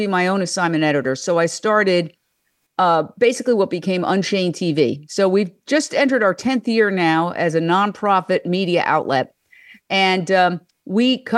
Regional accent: New York City, New York, United States; moved away as an adult; also born or lived in Fort Myers, Florida / Minneapolis / Philadelphia; I was born and raised in New York City, Midtown Manhattan, right across from Carnegie Hall

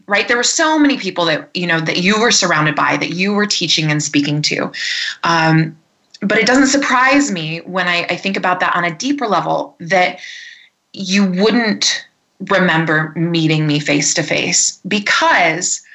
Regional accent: Michigan, United States; also born or lived in Ohio; now in Colorado, United States; I'm from Michigan originally, but I live here in the mountains, the Rocky Mountains of Colorado

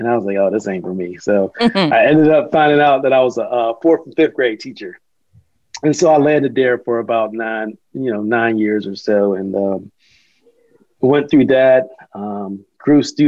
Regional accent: Pittsburgh, Pennsylvania, United States; moved away as an adult; now in Charlotte, United States; I grew up in Pittsburgh, Pennsylvania

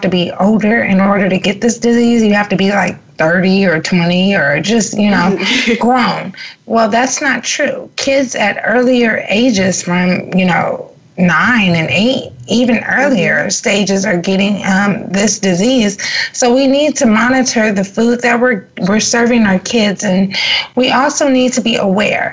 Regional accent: Los Angeles, California, United States; I'm from South Central LA, and I didn't have a Whole Foods in my neighborhood

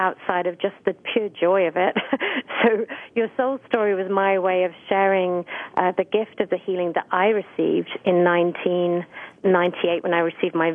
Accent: Essex, East of England, United Kingdom; I grew up outside of London in a really pretty area in Essex

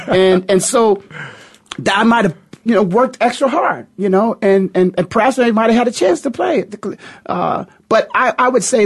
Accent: Canton, Ohio, United States; my hometown, Canton, Ohio.

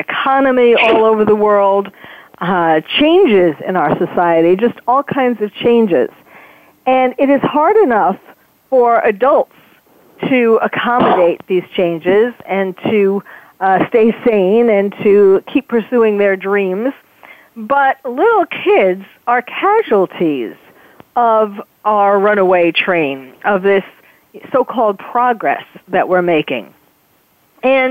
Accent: New York, United States; I grew up in New York

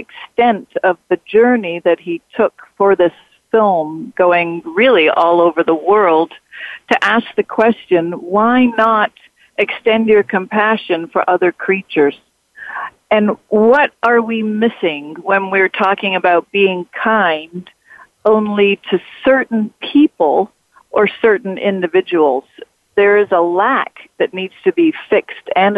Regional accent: Australia; I was brought up in Catholic school with the nuns in Australia

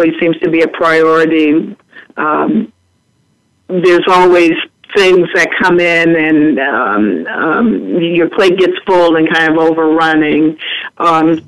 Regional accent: Seattle, Washington, United States; moved away; Seattle's my hometown

